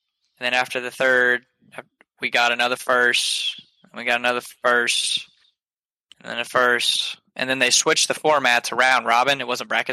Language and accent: English; Georgia, United States; I'm from Georgia